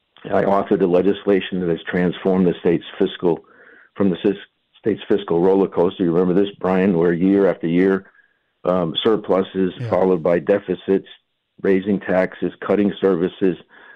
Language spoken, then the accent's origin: English; Hartford, Connecticut, United States; I was born in Hartford, lived here all my life, grew up in Rice Heights public housing, graduated from public schools, Moylan McDonough, Bulkley High